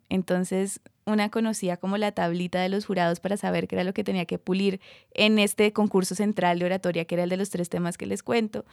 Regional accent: Cúcuta, Norte de Santander, Colombia; yo tenía 8, 9 años. Era Cúcuta, norte de Santander.

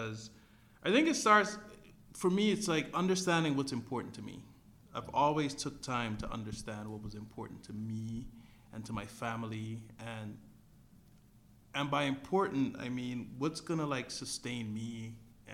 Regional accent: Guyana; where I'm from Guyana

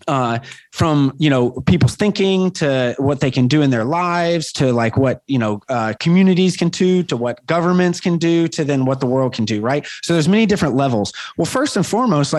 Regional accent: Chattanooga, Tennessee, United States; moved away; also born or lived in Chicago / Los Angeles / New York; I grew up in Chattanooga, Tennessee

